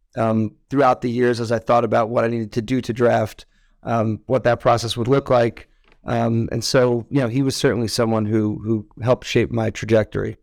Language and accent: English; Westchester, New York, United States; moved away as an adult; also born or lived in Israel; I grew up in, uh, Westchester, New York, which is a nice suburb of New York City